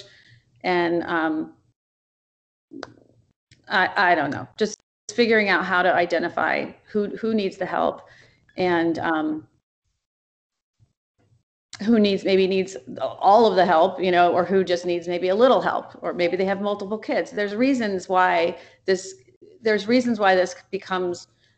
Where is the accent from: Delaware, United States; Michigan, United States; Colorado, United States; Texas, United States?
Delaware, United States; Wilmington; also born or lived in Chicago area; now in Oak Park, United States; I grew up in Wilmington, Delaware.